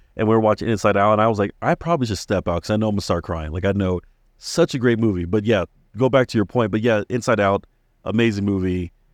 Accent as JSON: {"language": "English", "region": "Maryland", "country": "United States", "tie": "born or raised there", "moved": "yes", "said": "having friends growing up in Maryland and even here"}